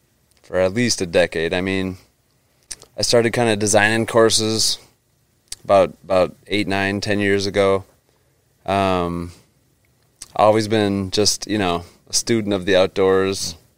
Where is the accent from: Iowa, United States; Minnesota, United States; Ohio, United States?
Minnesota, United States; growing up in Minnesota